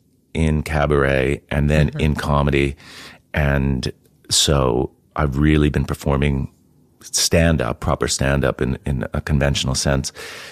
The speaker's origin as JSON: {"language": "English", "town": "Mountaintop", "region": "Pennsylvania", "country": "United States", "tie": "born or raised there", "also_born_or_lived": "New Jersey", "said": "I'm American, and I grew up in America. I was born in New Jersey, of all places, and mostly kind of grew up in Pennsylvania."}